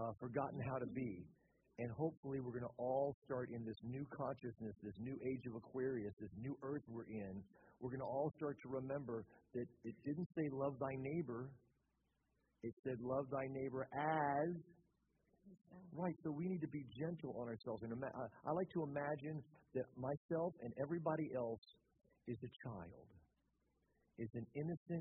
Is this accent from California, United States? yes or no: no; Louisiana, United States; now in Orlando, United States; I grew up in the South, grew up in Louisiana. We live in Florida now